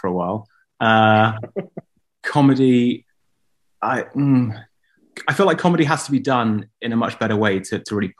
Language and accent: English; England, United Kingdom; I've been born and raised in England